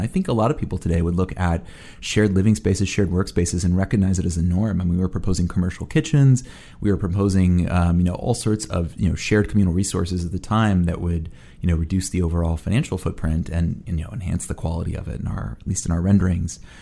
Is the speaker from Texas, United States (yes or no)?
no; New York City, New York, United States; being a New Yorker